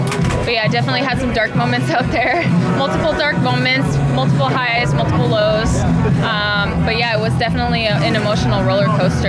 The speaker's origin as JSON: {"language": "English", "town": "Whitefish", "region": "Montana", "country": "United States", "tie": "born or raised there", "lives_now": "Encinitas, United States", "said": "I am from Encinitas, California, but I'm moving back to Whitefish, Montana, where I grew up on Monday."}